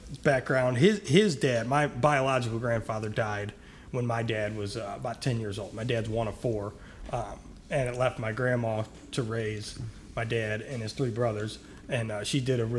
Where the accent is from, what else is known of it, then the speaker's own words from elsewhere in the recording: St. Louis, Missouri, United States; I was born and raised in St. Louis. Was a descendant of Ferguson, Berkeley, Missouri.